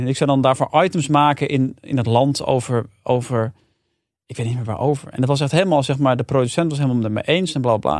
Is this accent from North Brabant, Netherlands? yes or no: no; Amersfoort, Utrecht, Netherlands; Ik kwam uit Amersfoort